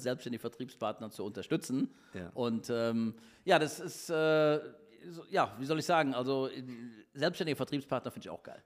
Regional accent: Cologne, North Rhine-Westphalia, Germany; now in Düsseldorf, Germany; ich bin Kölner. mein Herz ist Kölle.

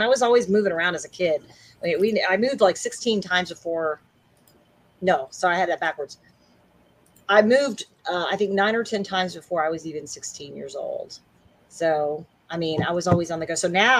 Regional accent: Memphis, Tennessee, United States; being from the South, and I was from Memphis, Tennessee. I'm from Memphis, Tennessee, and I live in North Texas, you know, DFW, which is Dallas Fort Worth

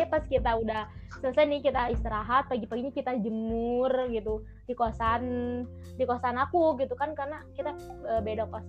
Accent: Bandung, West Java, Indonesia; kan kalau misalnya aku dari Bandung

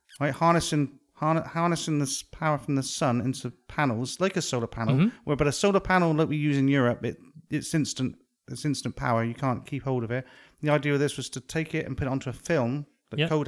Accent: Devon, South West England, United Kingdom; accent: Devonshire; I come from an area of England which has got a very Devonshire accent

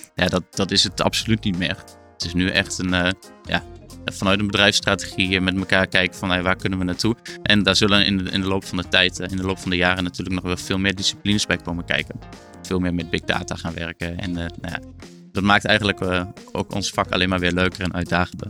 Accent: Achterhoek, Gelderland, Netherlands

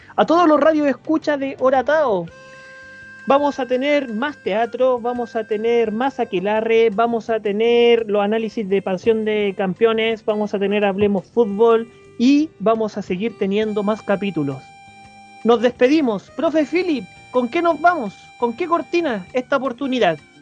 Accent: Chile; somos chilenos

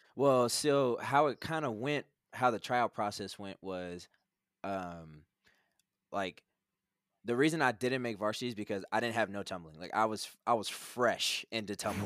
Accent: Manhattan, Kansas, United States; I'm from Manhattan, Kansas

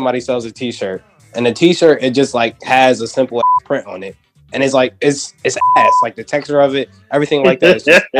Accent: Ghana; You know, I'm Ghanaian, so I'm black.

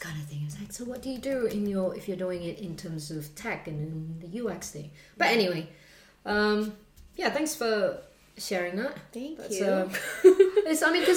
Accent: Australia; I grew up in Australia

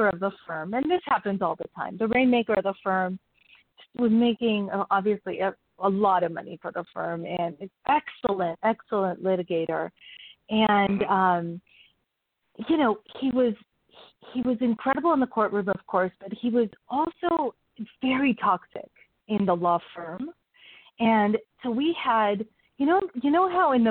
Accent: Mexico City, Mexico; I was born in Mexico City with a family of fifth of five girls

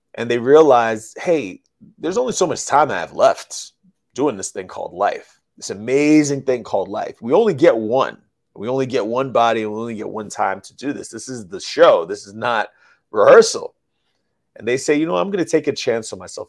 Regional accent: New York City, New York, United States; I'm from the Bronx, New York. I'm from the hood. Grew up around hood people.

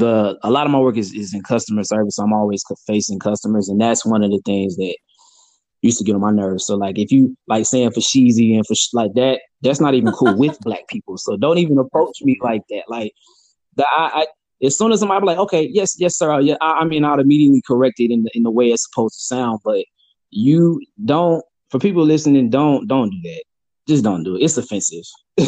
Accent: Atlanta, Georgia, United States; Like, they're like, oh, you speak so well for being from Atlanta.

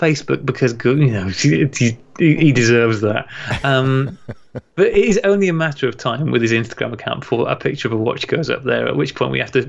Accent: United Kingdom; I am a British citizen.

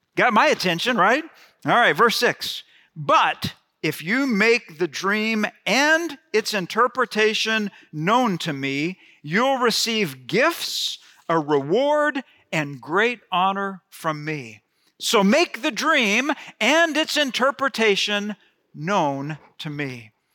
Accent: Gulf Coast, United States; I grew up on the Gulf Coast

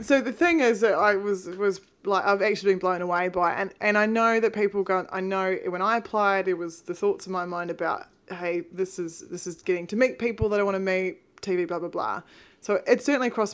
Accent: New Zealand; I'm actually from New Zealand

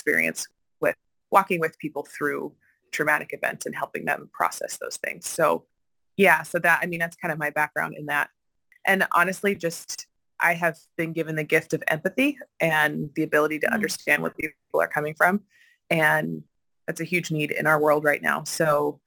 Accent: Washington, United States; now in Madison, United States; I'm originally from Washington State

